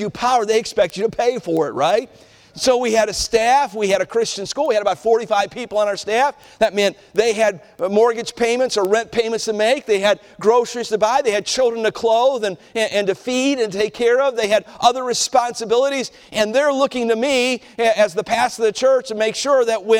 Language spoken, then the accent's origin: English; Cleveland, Ohio, United States; I was a boy growing up in Cleveland